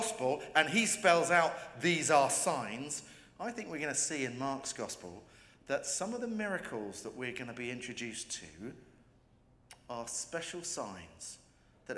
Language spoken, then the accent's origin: English; England, United Kingdom; I'm an Englishman.